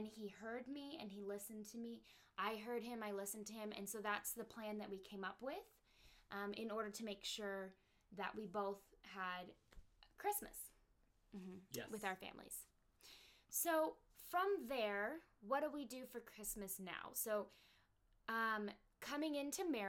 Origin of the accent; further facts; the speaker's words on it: United States; I'm American